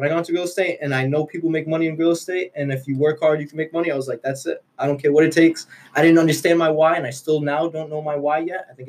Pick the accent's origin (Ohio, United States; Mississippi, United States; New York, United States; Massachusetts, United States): Massachusetts, United States; Haverhill; I grew up in Haverhill.